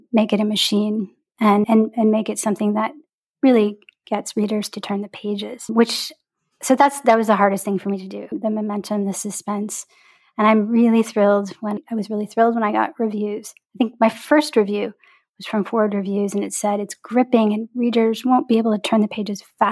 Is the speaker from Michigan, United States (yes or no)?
yes; Detroit, Michigan, United States; a girl growing up in Detroit, where I grew up